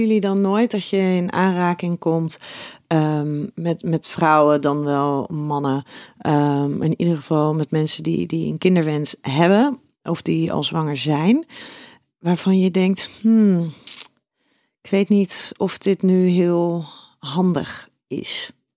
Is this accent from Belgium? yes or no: no; Schiedam, South Holland, Netherlands; jij komt ook uit Schiedam, net als ik